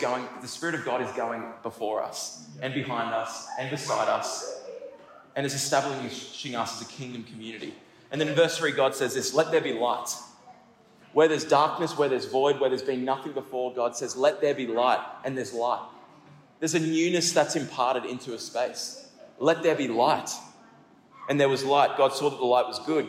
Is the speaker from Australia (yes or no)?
yes; Kallangur, Queensland, Australia; I grew up in Kalanga.